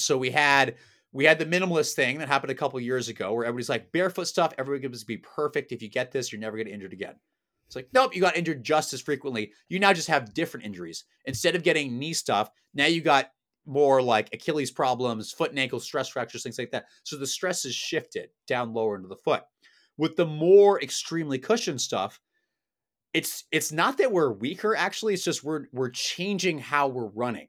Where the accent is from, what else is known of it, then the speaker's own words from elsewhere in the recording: Oregon, United States; now in Los Angeles, United States; I am from Oregon